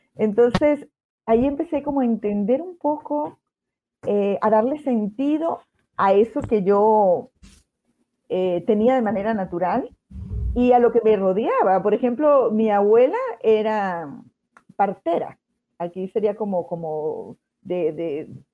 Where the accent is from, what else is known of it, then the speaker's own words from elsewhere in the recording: Andes, Venezuela; now in Concepción, Chile; nosotros somos de los Andes, de Venezuela